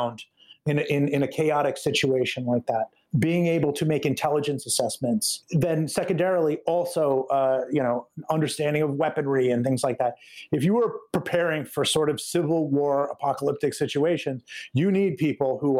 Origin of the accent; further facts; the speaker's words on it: United States; as an American